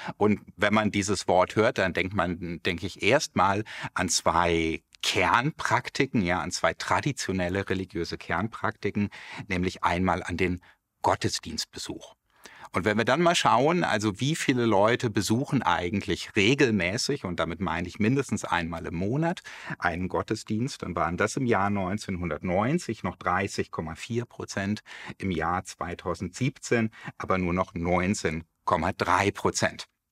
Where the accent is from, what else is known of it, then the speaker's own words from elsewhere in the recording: Germany; hier bei uns in Deutschland